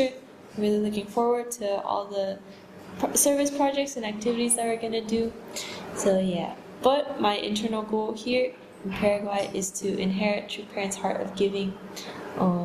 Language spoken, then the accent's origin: English; Dallas, Texas, United States; I'm from Dallas, Texas